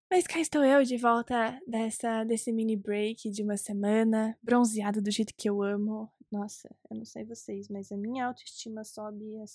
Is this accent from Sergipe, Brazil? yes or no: no; Recife, Pernambuco, Brazil; born there; now in Curitiba, Brazil; Se você não sabe, eu nasci em Recife, Pernambuco.